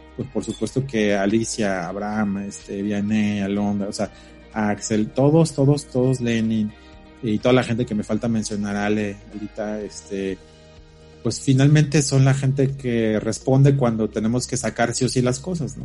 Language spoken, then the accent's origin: Spanish; Mexico City, Mexico; nosotros que venimos de la Ciudad de México